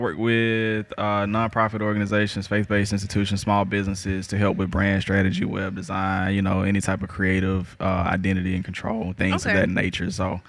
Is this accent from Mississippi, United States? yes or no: yes; Jackson, Mississippi, United States; moved away as an adult; also born or lived in Detroit; I grew up in West Jackson. Like I said, I'm from the sub, too.